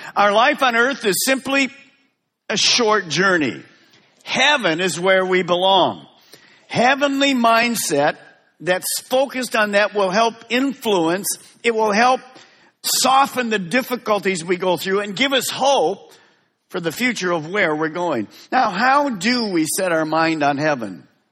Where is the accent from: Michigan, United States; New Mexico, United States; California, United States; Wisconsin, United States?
Michigan, United States; Detroit; also born or lived in Merritt Island, Florida; now in West Melbourne, United States; Linda and I were raised in the Detroit area